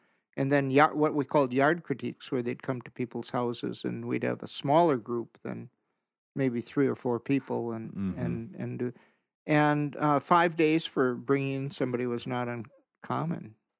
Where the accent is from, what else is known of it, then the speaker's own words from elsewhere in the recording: Green Bay, Wisconsin, United States; Green Bay.